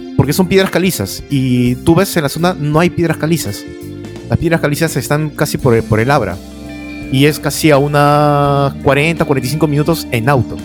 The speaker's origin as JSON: {"language": "Spanish", "country": "Peru", "also_born_or_lived": "Lima", "said": "Dos cosas que somos conocidos del Perú en el extranjero"}